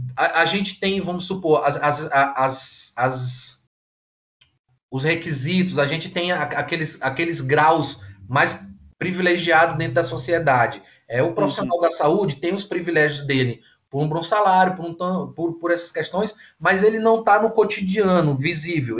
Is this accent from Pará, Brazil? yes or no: yes; Tucuruí, Pará, Brazil; eu nasci em Tucuruí, no Pará, que é um estado aqui ao lado do Maranhão